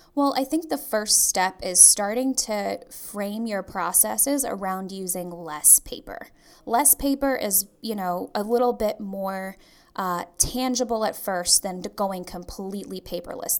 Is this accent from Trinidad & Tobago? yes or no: yes; Trinidad & Tobago; moved away; a law firm in Trinidad, which is my home country.